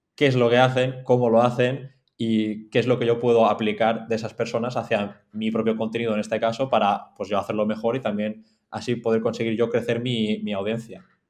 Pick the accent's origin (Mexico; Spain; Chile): Spain; Mallorca, Balearic Islands; also born or lived in Madrid; estoy en Mallorca ahora mismo, soy de Mallorca, una isla en la costa este de España